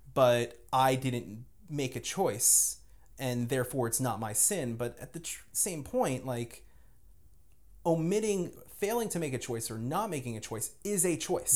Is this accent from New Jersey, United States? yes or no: yes; Lyndhurst, New Jersey, United States; moved away; I grew up in Jersey, uh, like, literally, uh, within spitting distance of Manhattan